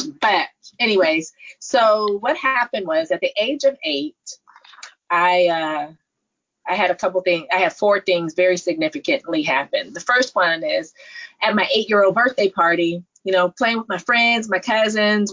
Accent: Stanford, California, United States; being born, raised in the Silicon Valley, born in Stanford

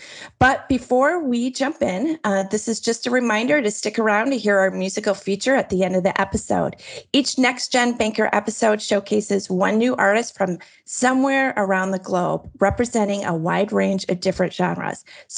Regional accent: United States; accent: American; with my American accent

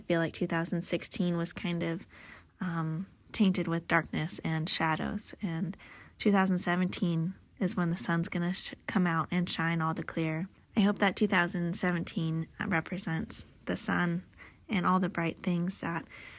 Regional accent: Redondo Beach, California, United States; I'm from Redondo Beach, California, and I'm an ER nurse.

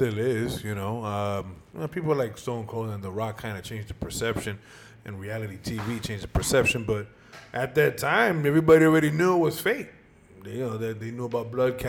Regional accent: New York City, New York, United States; I was born here. I wasn't born in Dominican Republic

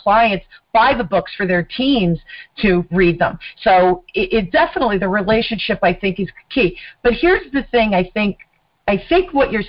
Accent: New Jersey, United States; accent: mid-Atlantic; New Jersey, born and raised. I'm a Jersey girl.

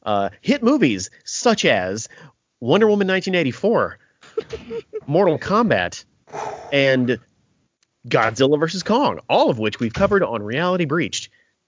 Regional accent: Mississippi, United States; I know we're all from Mississippi here

